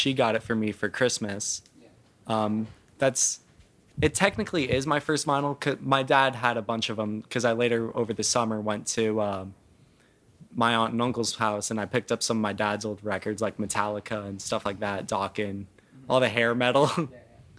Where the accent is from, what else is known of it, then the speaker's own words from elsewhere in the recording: Scottsdale, Arizona, United States; also born or lived in Florida; Yeah, I am. I'm from Scottsdale, Arizona. That's where I was born.